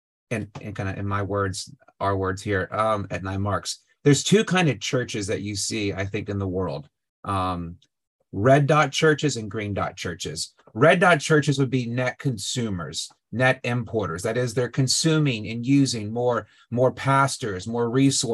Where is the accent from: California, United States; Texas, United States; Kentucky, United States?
Texas, United States; Houston; moved away as an adult; also born or lived in Louisville; now in Washington, D.C., United States; born and raised in Houston, Texas